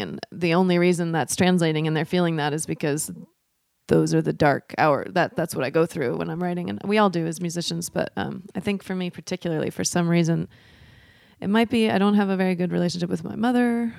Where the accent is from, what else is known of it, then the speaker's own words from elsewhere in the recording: Portland, Oregon, United States; also born or lived in Troutdale, Oregon; So I am from here, from Portland, Oregon. I grew up on the East Side.